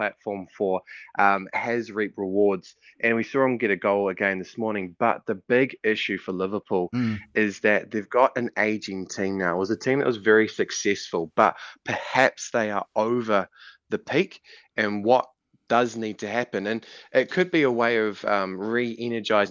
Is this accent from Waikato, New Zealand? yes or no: no; Auckland, New Zealand; I'm from Auckland, so I grew up on the North Shore